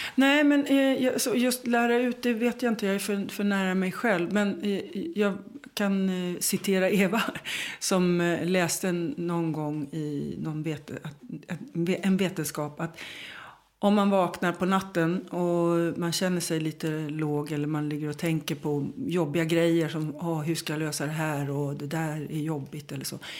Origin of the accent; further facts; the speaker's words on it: Sweden; jag är svensk